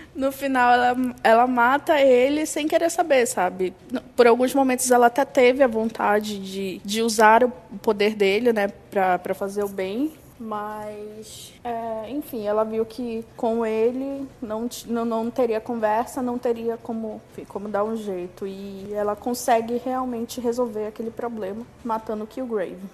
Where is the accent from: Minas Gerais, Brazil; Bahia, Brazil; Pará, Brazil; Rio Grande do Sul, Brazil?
Pará, Brazil; Belém; eu sou de Belém